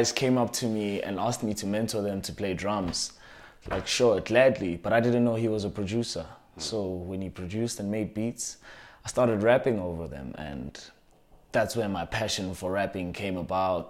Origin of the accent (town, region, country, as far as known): South Africa